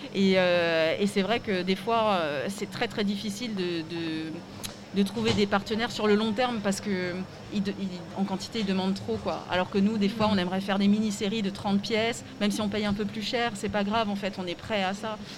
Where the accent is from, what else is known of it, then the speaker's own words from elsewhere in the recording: Strasbourg, Grand Est, France; je suis originaire de Strasbourg